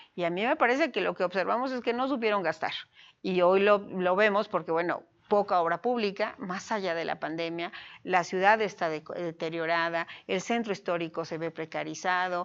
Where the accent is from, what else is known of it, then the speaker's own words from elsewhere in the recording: Puebla, Mexico; Amo a mi tierra, sin duda amo a Puebla, amo al Estado y soy una mexicana